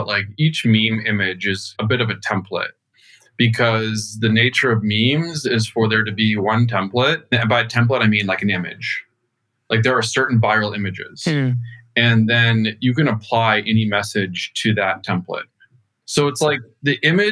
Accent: rural Minnesota, United States; moved away as an adult; also born or lived in New York, United States; I grew up in Minnesota. I was born and raised in a very small town in rural Minnesota

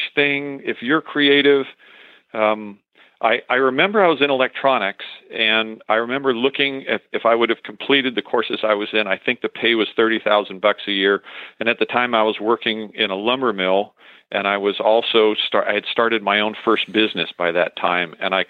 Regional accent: San Francisco, California, United States; now in White City, Oregon, United States; I was born in San Francisco, back when San Francisco was fun. And on the Marin County side, I grew up in a family of 5 children

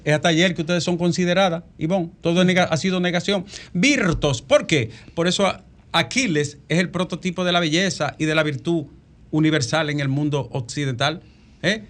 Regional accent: Bonao, Monseñor Nouel, Dominican Republic; moved away; en mi caso de mi pueblo Bonao

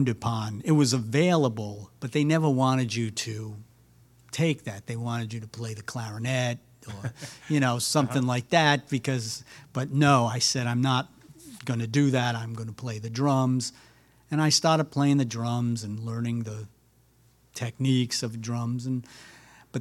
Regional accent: Rhode Island, United States; also born or lived in Brooklyn, New York; I grew up in Rhode Island. I'm originally from Brooklyn, New York.

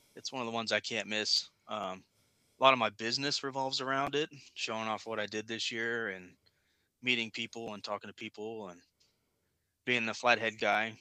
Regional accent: Kansas City, United States; moved away as an adult; now in Virginia, United States; I grew up in Kansas City

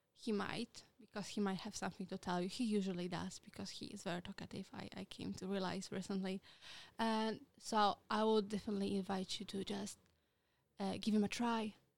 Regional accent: Poland; English is a second language; moved away as an adult; now in United Kingdom; I am from Poland. Uh, I am very proud to be Polish

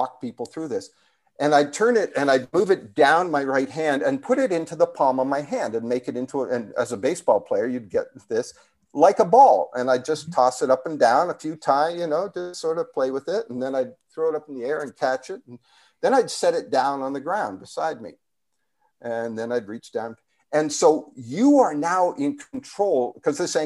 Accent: Canada; moved away; being Canadian, I actually have dual citizenship, but anyway, the Canadian in me is still there

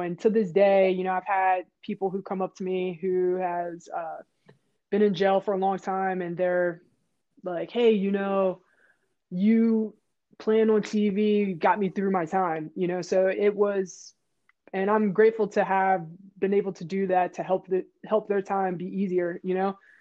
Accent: Pittsburgh, Pennsylvania, United States; I'm from Pittsburgh, Pennsylvania. I grew up in Manchester

